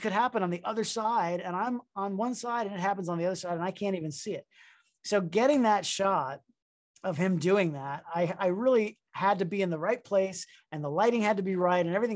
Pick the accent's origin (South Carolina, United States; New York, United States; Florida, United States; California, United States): Florida, United States; Miami; also born or lived in Boston; I'm from Miami, Florida.